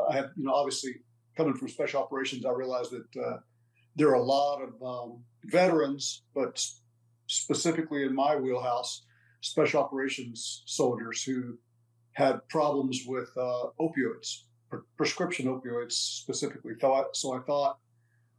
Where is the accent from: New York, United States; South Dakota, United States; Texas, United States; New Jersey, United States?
Texas, United States; Brackettville; Both of us were born and raised in Texas. I come from a little town in southwest Texas, just south of Big Bend country. It's called Brackettville, Texas.